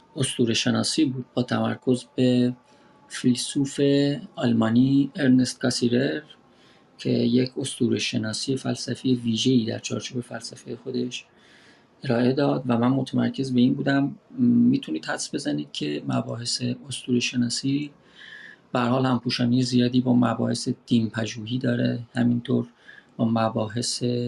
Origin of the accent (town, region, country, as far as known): Iran; moved away as an adult